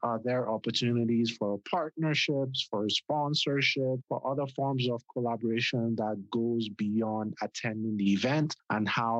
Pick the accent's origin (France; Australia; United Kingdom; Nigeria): Nigeria; now in United States; we grew up in Nigeria